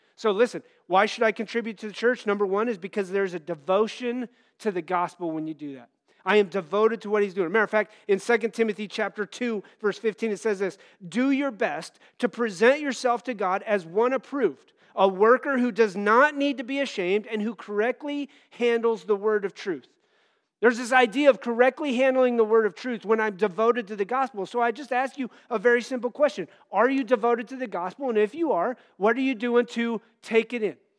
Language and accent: English; Wyoming, United States; moved away; the church I grew up in out in Wyoming